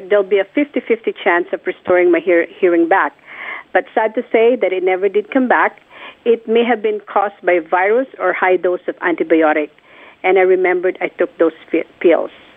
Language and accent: English; Philippines; born or raised there; moved away